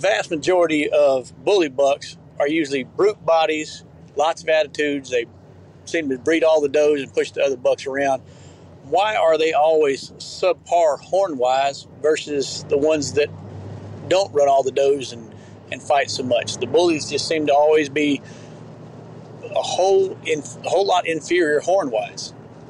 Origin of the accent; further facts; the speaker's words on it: Georgia, United States; I'm from Georgia